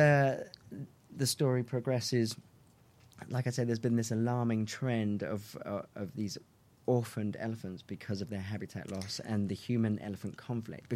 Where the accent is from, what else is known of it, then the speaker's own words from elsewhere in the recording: England, United Kingdom; I'm English